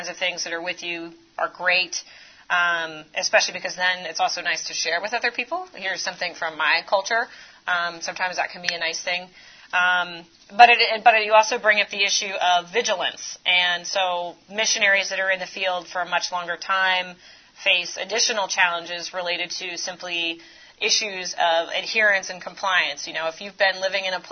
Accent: Florida, United States; I grew up in a really, really small town in Florida.

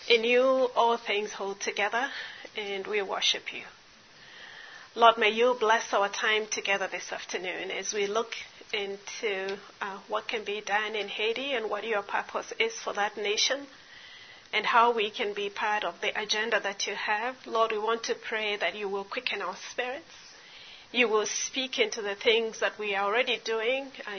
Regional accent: Kenya; I am Kenyan. I live in Nairobi, Kenya

